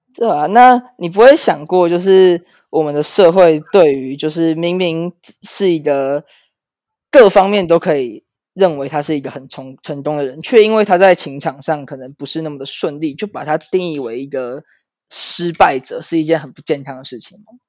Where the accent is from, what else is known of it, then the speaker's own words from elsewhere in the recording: Taipei, Taiwan; 我是台北的师大附中毕业的